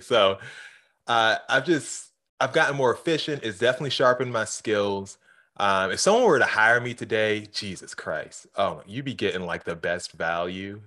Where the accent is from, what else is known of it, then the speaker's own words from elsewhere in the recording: Baltimore, Maryland, United States; growing up in Baltimore